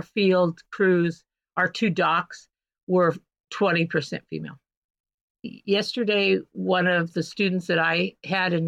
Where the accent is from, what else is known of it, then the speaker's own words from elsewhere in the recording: St. John, Kansas, United States; moved away as an adult; now in Seattle, United States; 350 miles from you, right in the middle of Kansas. Tiny little town called St. John. I'm a fifth generation farm owner